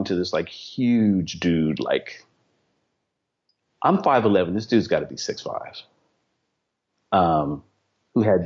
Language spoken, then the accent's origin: English; East Palo Alto, California, United States; I grew up in East Palo Alto in Philadelphia, East Palo Alto, California